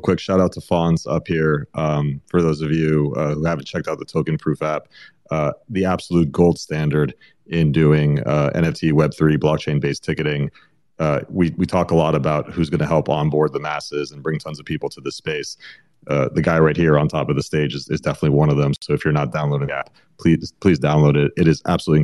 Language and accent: English; Miami, Florida, United States; born and raised in Miami, grew up with them